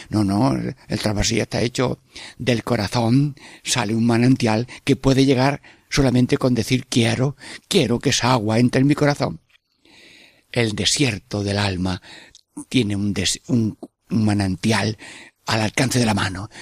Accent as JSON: {"language": "Spanish", "area": "Sierra Mágina, Jaén", "region": "Andalusia", "country": "Spain", "tie": "born or raised there", "said": "es mi pueblo, al Valle de Magina Jaén"}